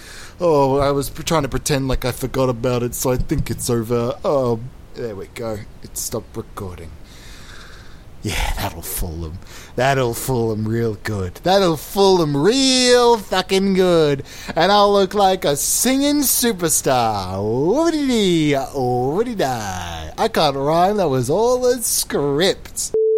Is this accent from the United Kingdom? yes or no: no; Australia; I'm Australian, I know all the things. I'm true blue.